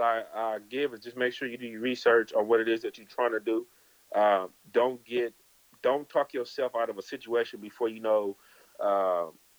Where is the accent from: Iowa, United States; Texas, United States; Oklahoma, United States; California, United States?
California, United States; I'm from California